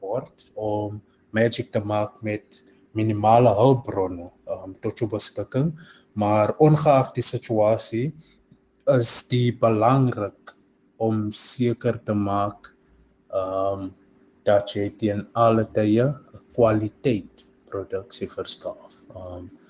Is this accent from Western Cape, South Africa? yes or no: no; Johannesburg, Gauteng, South Africa; moved away as an adult; now in Cape Town, South Africa; Ek het groot geword in 'n klein gemeenskap, eh, in naam van Westbury in Johannesburg